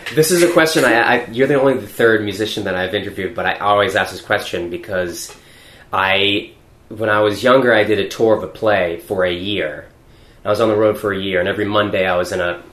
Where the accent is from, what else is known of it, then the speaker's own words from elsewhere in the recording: Weymouth, Massachusetts, United States; I grew up in Weymouth, which is south of Boston